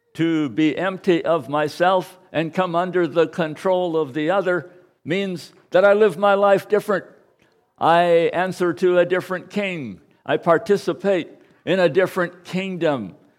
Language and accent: English; United States; I am an American